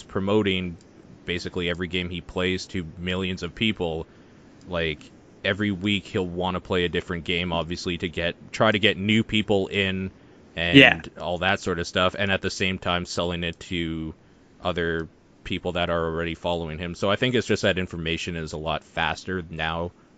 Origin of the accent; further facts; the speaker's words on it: Canada; I'm Canadian.